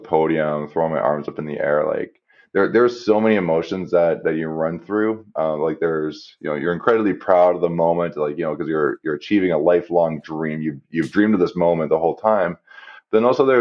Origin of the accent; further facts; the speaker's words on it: Canada; me being Canadian